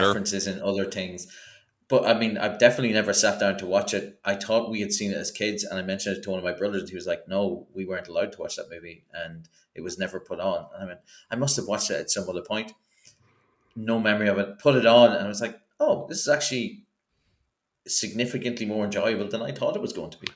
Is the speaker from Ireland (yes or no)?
yes; Ireland; as an Irish person